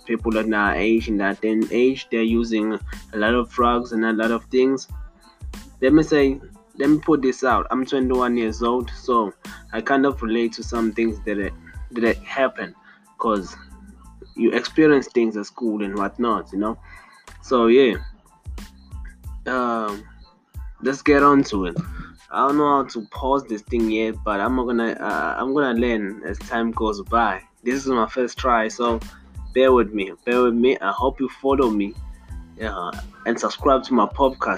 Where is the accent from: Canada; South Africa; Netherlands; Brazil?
South Africa; from South Africa.